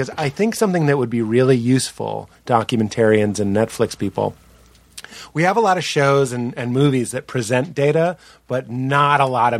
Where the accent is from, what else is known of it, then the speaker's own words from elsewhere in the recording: Boston, Massachusetts, United States; I'm an Aries from Boston